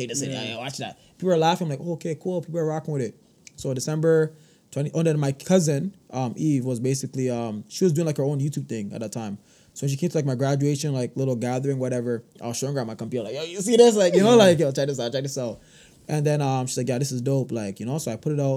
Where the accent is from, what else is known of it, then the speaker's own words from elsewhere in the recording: Toronto, Ontario, Canada; Then I moved to Rexdale from grade 6 onwards until, like, university, well, till now.